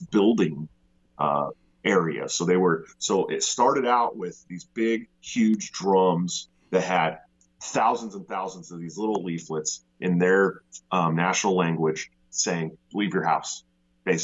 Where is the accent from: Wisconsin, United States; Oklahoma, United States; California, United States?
California, United States; Bay Area, right outside of Oakland; I'm born and raised in the Bay Area, right outside of Oakland